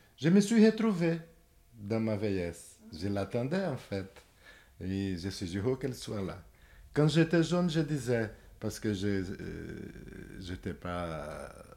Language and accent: French; Brazil; moved away as an adult; now in France; Je suis brésilien, j'habite ici depuis 36 ans